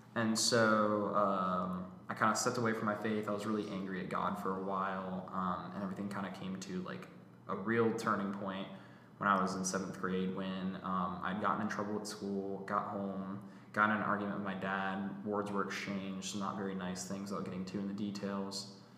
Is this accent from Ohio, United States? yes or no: no; Alpharetta, Georgia, United States; also born or lived in Roswell, Georgia; alpharetta georgia i grew up in roswell briefly but then moved to alpharetta i graduated from johns creek high school in 2020